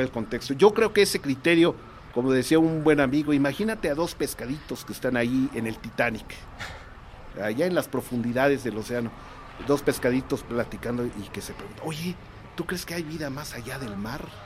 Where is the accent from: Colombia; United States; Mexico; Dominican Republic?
Mexico; como mexicanos